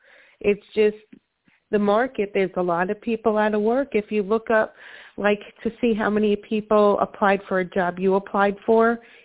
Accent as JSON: {"language": "English", "region": "New York", "country": "United States", "said": "No, up north, New York."}